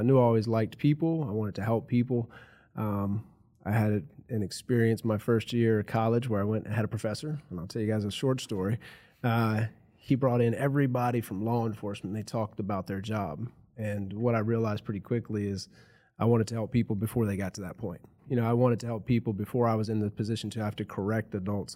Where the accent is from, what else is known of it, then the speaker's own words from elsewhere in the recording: Rustburg, Virginia, United States; I grew up in, uh, Campbell County in the Rustburg area. I've lived around here my whole life